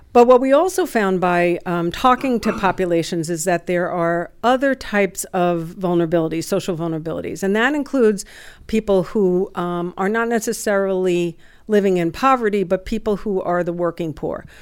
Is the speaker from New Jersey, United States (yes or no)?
yes; West New York, New Jersey, United States; I grew up in West New York, New Jersey, which is in Hudson County